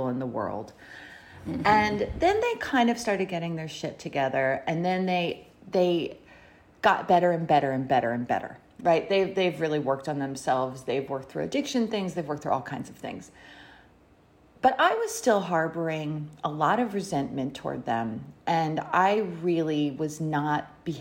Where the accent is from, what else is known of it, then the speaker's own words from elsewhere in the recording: Philadelphia, Pennsylvania, United States; moved away; Now I'm from Philly, but now my parents retired to South Jersey.